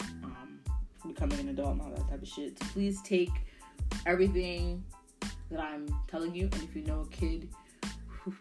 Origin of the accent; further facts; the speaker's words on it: Bridgeport, Connecticut, United States; I was born in Bridgeport, Connecticut. Now, I lived on the east, on William Street.